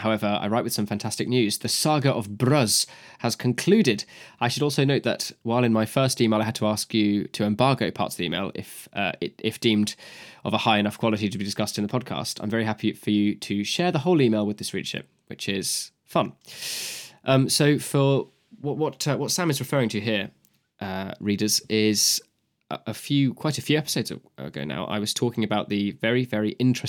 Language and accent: English; Queensland, Australia; it would also impact the good people in my home state of Queensland.